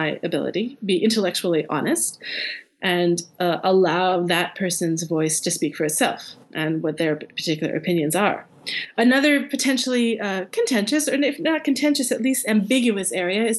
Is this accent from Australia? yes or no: no; Canada; as a Canadian